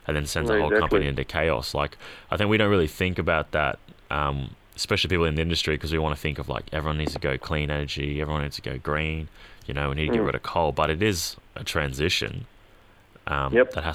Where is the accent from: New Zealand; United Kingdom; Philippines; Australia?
Australia; Queensland; as a Queenslander